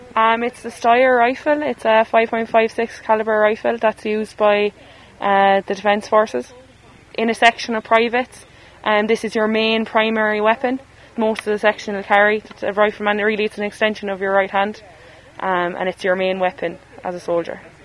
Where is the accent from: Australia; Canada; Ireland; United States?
Ireland; Galway, Connacht; I'm from Galway, based in the 1st Battalion in Galway